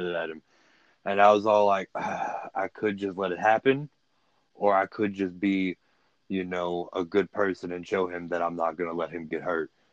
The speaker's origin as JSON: {"language": "English", "town": "Livingston", "region": "Texas", "country": "United States", "also_born_or_lived": "Houston area, Texas", "moved": "as an adult", "lives_now": "Big Sandy, United States", "said": "I'm from Livingston."}